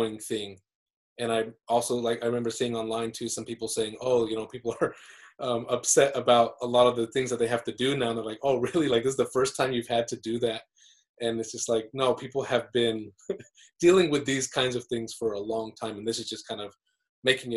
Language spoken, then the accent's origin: English; Utah, United States; moved away as an adult; also born or lived in Aotearoa New Zealand; now in New Zealand; I grew up in Utah